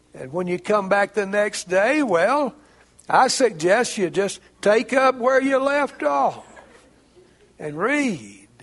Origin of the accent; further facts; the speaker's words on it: Jasper County, Mississippi, United States; also born or lived in Arkansas; I grew up in Jasper County, Mississippi. I grew up out in the country.